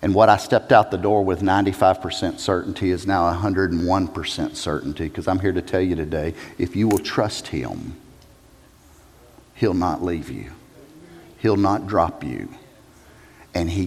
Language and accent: English; South Carolina, United States; I'm a redneck from South Carolina.